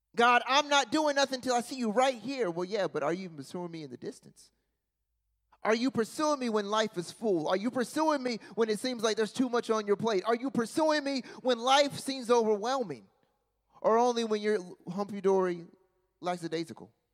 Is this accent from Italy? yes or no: no; Charlotte, North Carolina, United States; I'm from Charlotte